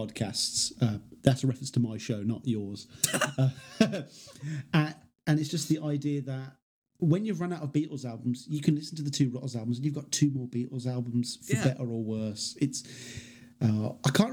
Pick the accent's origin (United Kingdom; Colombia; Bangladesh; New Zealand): United Kingdom; England; an English viewer